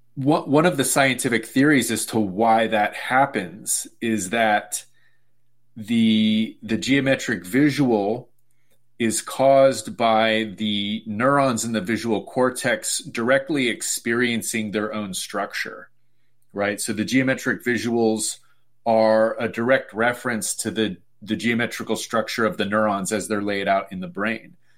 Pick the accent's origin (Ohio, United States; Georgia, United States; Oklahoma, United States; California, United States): California, United States; Sacramento; I'm from Sacramento, California